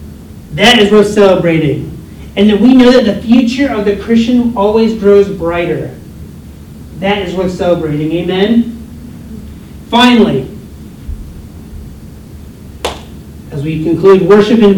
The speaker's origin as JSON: {"language": "English", "country": "United States", "said": "I'm American"}